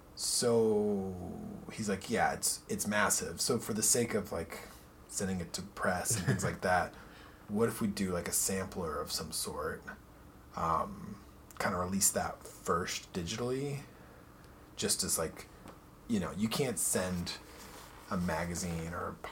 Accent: Santa Maria, California, United States; moved away as an adult; also born or lived in Tacoma, Washington / Tennessee / New York / Chicago; I grew up in California. Okay. And what part? A little town called Santa Maria. It's like on the Central Coast.

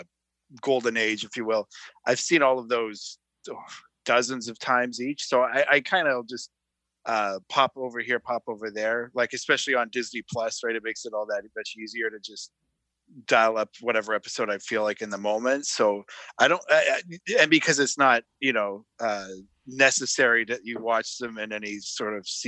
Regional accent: Calgary, Alberta, Canada; now in Toronto, Canada; I'm from Calgary originally, but I live in Toronto now.

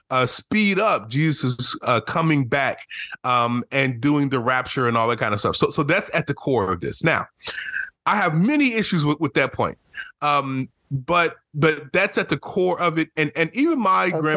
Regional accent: Oklahoma, United States; I'm I'm from Oklahoma. It's a, it's a country part of Oklahoma.

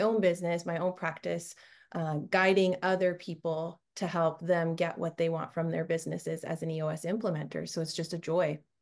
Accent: Canada; moved away as an adult; now in Orange County, United States; I, I grew up in Canada and another country

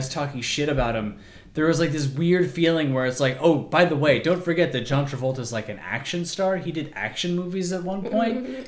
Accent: Bakersfield, California, United States; I am from Bakersfield, California

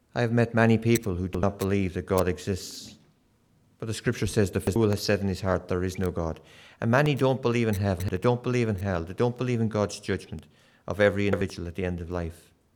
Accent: Kilkenny, Leinster, Ireland; moved away; I was brought up in Kilkenny in the south of Ireland

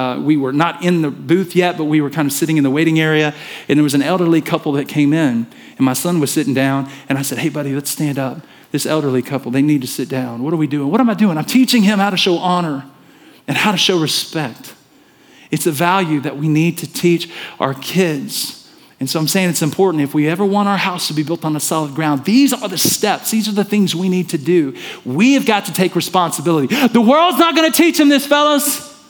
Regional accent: the South, United States; And so listen, I'm from the South. Many of you know that. And I'm kind of losing my accent.

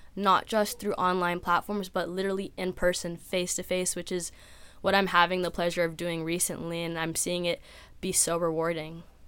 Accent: San Diego, California, United States; I'm from San Diego, California

